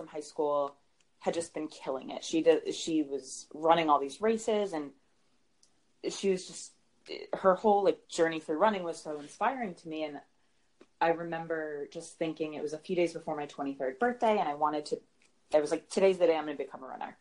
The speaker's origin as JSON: {"language": "English", "town": "Cumberland", "region": "Rhode Island", "country": "United States", "moved": "yes", "lives_now": "New York City, United States", "said": "I'm from Cumberland"}